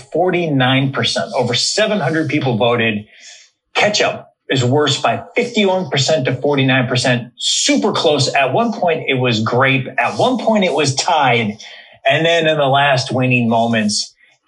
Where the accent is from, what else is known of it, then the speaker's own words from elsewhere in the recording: Cleveland, Ohio, United States; moved away as an adult; also born or lived in Chicago; we grew up together in Cleveland